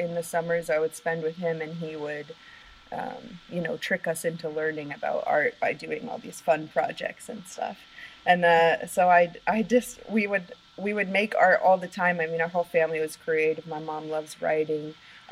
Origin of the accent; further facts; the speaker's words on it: Oregon, United States; moved away as an adult; also born or lived in Portland, Oregon; I actually grew up in Oregon